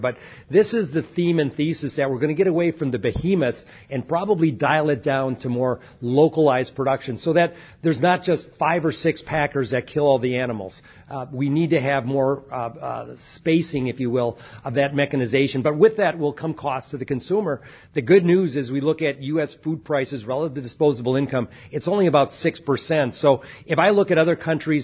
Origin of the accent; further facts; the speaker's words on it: United States; we as American farmers